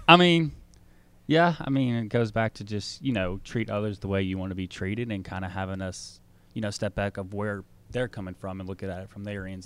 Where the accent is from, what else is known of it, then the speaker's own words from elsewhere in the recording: Smyrna, Tennessee, United States; also born or lived in Nashville / Murfreesboro / Jackson, Tennessee; I was born in Nashville, grew up in Smyrna, Tennessee all my life